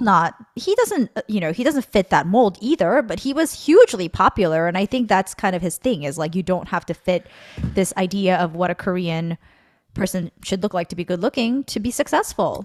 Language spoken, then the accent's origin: English; Guatemala City, Guatemala Department, Guatemala; moved away; I grew up in Zona Diez